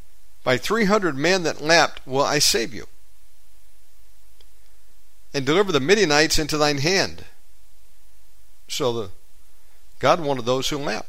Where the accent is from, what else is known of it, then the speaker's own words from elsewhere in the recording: Georgia, United States; I am from the deep south, born and raised in Georgia, but we didn't stay there long. We moved around a lot, so I don't necessarily have a Georgian accent till I go back